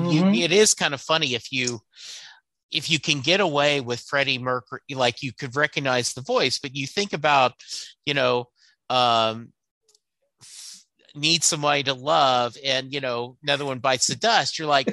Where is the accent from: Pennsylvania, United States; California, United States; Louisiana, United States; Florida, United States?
Louisiana, United States; I spent a lot of my time growing up in Louisiana.